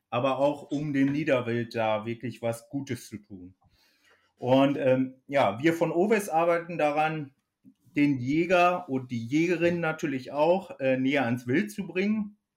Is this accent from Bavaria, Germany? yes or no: no; North Rhine-Westphalia, Germany; komme gebürtig aus dem Kreis Höxter in Ostwestfalen. Ähm, vielleicht als Hintergrund, ich bin dort auf dem Hof groß geworden, unter kühlen Schweinen und viel Geflügel.